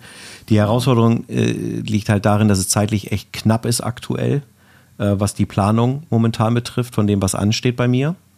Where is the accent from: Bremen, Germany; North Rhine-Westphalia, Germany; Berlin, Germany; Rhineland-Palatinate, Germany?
Bremen, Germany; also born or lived in Erlangen; ich komme aus Bremen, ich bin in Bremen geboren